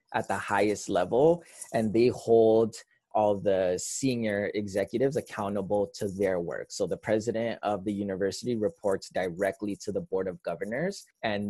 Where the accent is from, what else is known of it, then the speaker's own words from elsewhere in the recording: Toronto, Ontario, Canada; I grew up on the West End of Toronto. I grew up born and raised on Jane Street, specifically Jane and Wilner, just south of Eglinton. Lived there for 30 years of my life